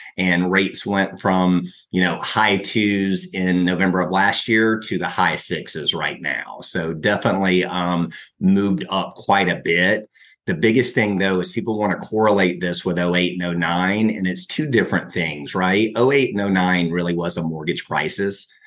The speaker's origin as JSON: {"language": "English", "town": "Brunswick", "region": "Georgia", "country": "United States", "tie": "born or raised there", "also_born_or_lived": "Outer Banks, North Carolina / Athens, Georgia", "lives_now": "Atlanta, United States", "said": "I was born in the Outer Banks of North Carolina and grew up in Brunswick, Georgia"}